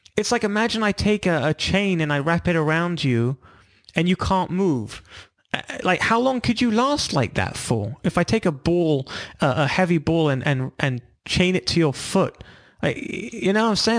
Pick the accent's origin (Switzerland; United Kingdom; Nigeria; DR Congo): United Kingdom; London; moved away as an adult; also born or lived in Israel / California; I'm from London originally. We moved to California